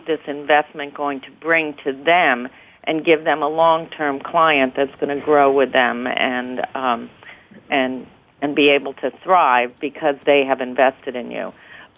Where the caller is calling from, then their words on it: New York City, New York, United States; I'm in my office in New York City.